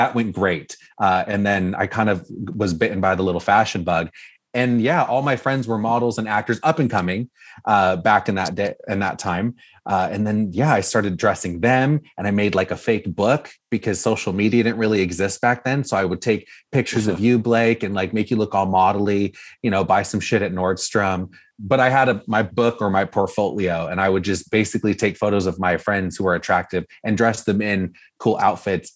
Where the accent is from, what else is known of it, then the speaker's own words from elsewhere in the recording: Orange County, California, United States; I grew up here in Orange County, California